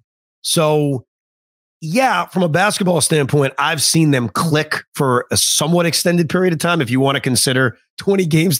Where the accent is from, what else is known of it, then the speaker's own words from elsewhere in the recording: Long Island, New York, United States; as a kid growing up on Long Island